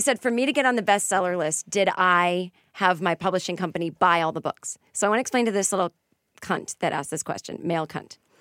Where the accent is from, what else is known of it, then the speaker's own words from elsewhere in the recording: Boston, Massachusetts, United States; now in Los Angeles, United States; I'm from Boston, we say wicked, we say this. I know we sound stupid.